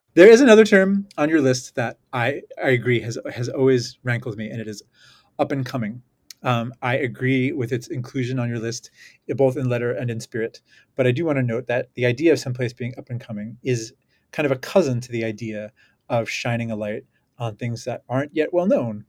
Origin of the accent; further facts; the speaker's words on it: New York, United States; I'm from New York